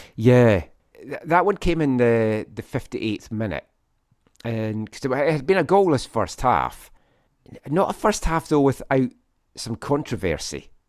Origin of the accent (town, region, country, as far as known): Scotland, United Kingdom; now in Vancouver, Canada